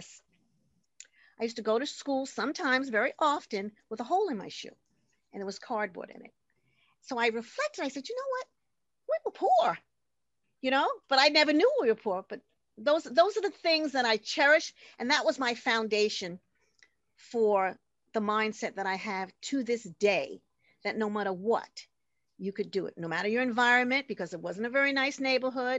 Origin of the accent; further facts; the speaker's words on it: New York City, New York, United States; We grew up in Corona, Queens, and five brothers, one sister, so there were seven of us